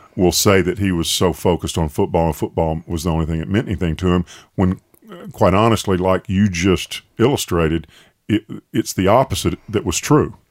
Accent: Tuscaloosa, Alabama, United States; growing up in Tuscaloosa.

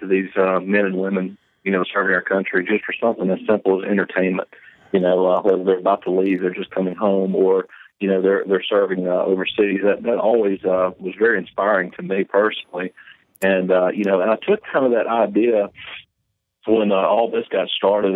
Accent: Town Creek, Alabama, United States; born and raised in Town Creek, Alabama

